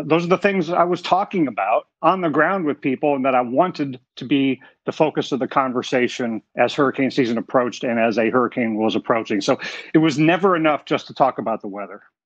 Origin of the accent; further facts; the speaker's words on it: South Florida, United States; growing up in South Florida